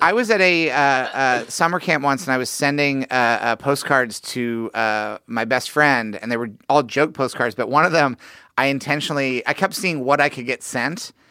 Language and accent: English; Missouri, United States; I'm from Missouri